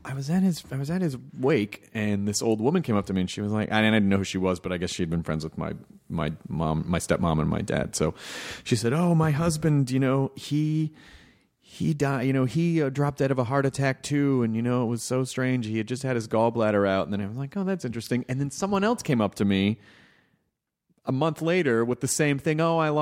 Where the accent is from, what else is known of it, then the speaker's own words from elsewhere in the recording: Memphis, Tennessee, United States; also born or lived in Louisville; Well, I was born in Louisville, Kentucky. I grew up in Memphis.